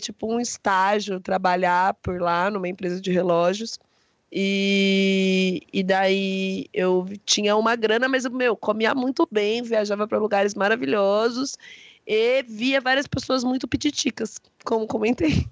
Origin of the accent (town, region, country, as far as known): Brazil